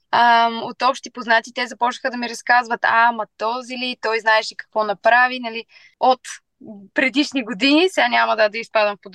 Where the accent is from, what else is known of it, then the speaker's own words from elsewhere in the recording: Plovdiv, Plovdiv Province, Bulgaria; тъй като ние сме от Пловдив